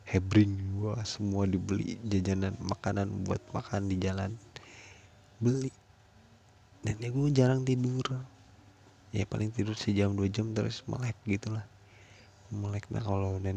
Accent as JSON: {"language": "Indonesian", "town": "Labuan Ratu", "region": "Lampung", "country": "Indonesia", "tie": "born or raised there", "said": "termasuk desa gue di dusun tiga kalau dulu kan namanya dusun kalau desanya desa Labuan Ratu satu kalau tempat gue itu dusunnya Sinar Banten"}